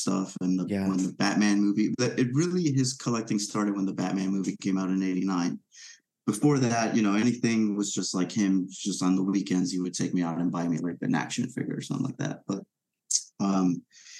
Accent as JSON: {"language": "English", "country": "Venezuela", "tie": "born or raised there", "moved": "yes", "said": "I grew up in Venezuela"}